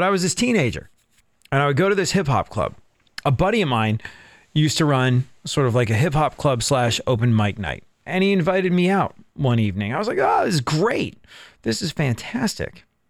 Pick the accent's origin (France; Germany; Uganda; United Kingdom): United Kingdom; London; moved away as an adult; I grew up in London. I moved to England when I was a kid, grew up there, and was there until I was a young adult